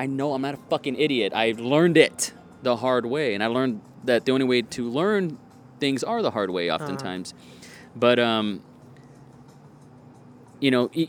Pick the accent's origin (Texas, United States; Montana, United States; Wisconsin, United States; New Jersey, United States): Texas, United States; Donna; I was like, I'm from Donna.